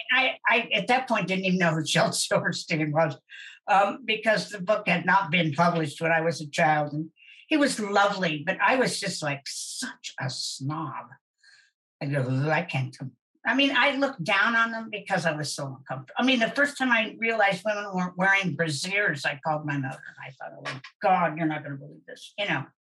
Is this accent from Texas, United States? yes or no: no; Wichita, Kansas, United States; I'm from Wichita, and there's no place to sneak